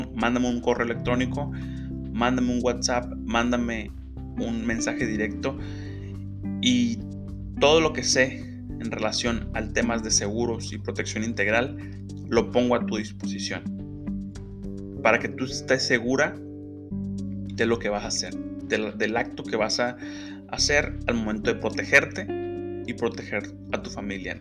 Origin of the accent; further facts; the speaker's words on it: Mexico; es algo que a todos como mexicanos nos impacta